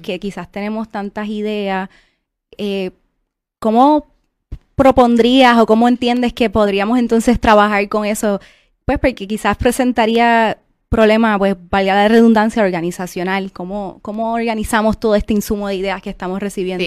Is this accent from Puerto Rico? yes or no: yes; Isabela, Puerto Rico; yo soy de Isabela